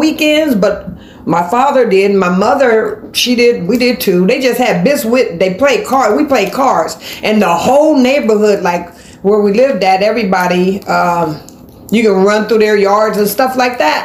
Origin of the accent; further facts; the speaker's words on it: Columbus, Ohio, United States; now in Tampa, Florida, United States; I am from Columbus, Ohio